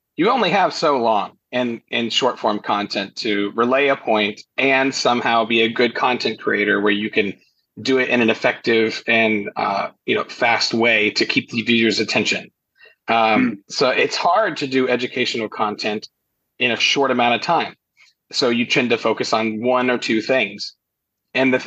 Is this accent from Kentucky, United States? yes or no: yes; Kentucky, United States; I'm in Kentucky.